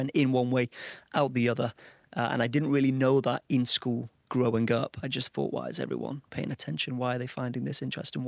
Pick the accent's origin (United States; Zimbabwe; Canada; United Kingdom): United Kingdom; Old Colwyn, Wales; Old Colwyn. A small, sleepy place, you know, not a lot going on there.